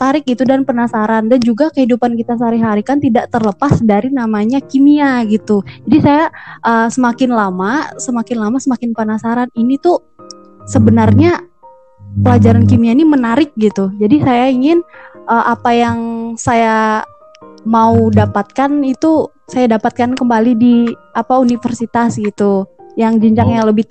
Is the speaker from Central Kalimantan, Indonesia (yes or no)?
yes; Pulang Pisau, Central Kalimantan, Indonesia; Kalau asal saya dari Pulang Pisau.